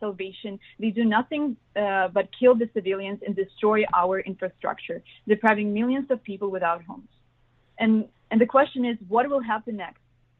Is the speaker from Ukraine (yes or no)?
yes; Kyiv, Ukraine; We're from Ukraine. I'm from Kiev.